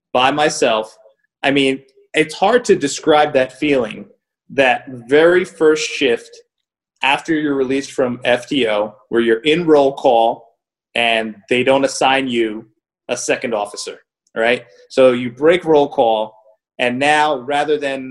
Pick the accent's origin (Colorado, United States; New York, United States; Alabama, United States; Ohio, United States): New York, United States; moved away as an adult; also born or lived in New Jersey; I was a kid from New York that came to Jersey